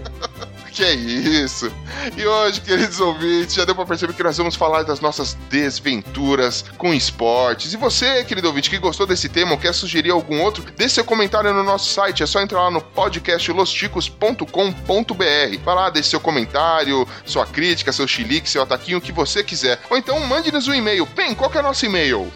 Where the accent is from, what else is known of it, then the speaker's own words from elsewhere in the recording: São Paulo, Brazil; a gente é da Zona Leste de São Paulo